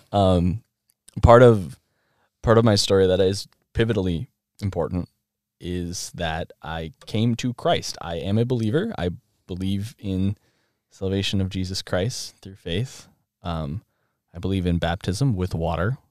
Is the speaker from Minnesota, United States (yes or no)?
yes; Rochester, Minnesota, United States; I was born in this area in so, southern Minnesota, Minnesota